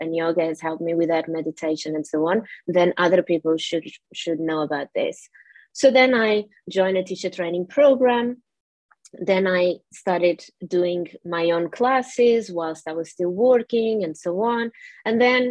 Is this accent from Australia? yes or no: no; Portugal; English is a second language; moved away as an adult; now in United Kingdom; I'm originally from Portugal and I came to the UK when I was 23